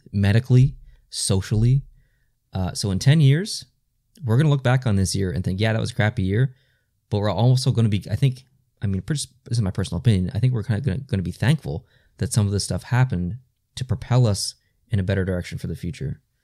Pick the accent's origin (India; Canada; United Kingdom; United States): Canada; we are Canadian, so we're not used to that at all